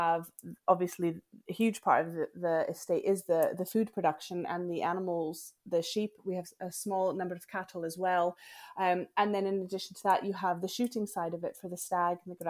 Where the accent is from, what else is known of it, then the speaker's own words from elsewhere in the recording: Denver, Colorado, United States; moved away as an adult; now in Scottish Highlands, United Kingdom; I was born and raised in the Highlands of Denver, Colorado, in America